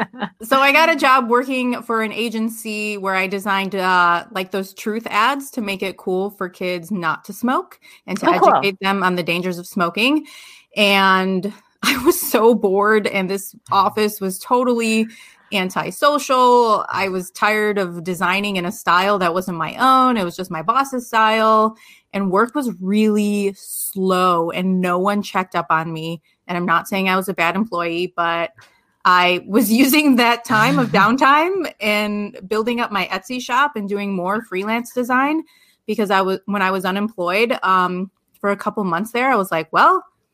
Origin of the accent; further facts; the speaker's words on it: Chicago, Illinois, United States; moved away as an adult; So when I graduated from college, I moved to Las Vegas from the Chicagoland area.